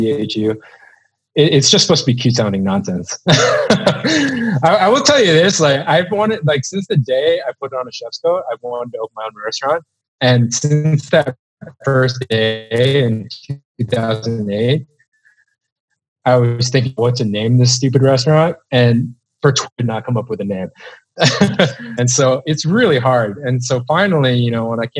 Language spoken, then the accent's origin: English; New York City, New York, United States; I wouldn't say I grew up in New York City, but I did go to school here, and I spent a lot of my teenage years here